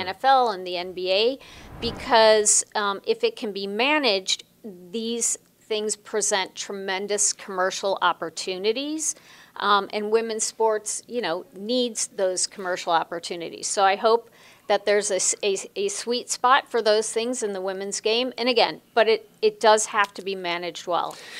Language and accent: English; Chicago, Illinois, United States; moved away as an adult; also born or lived in Los Angeles; I grew up in Chicago, not in Los Angeles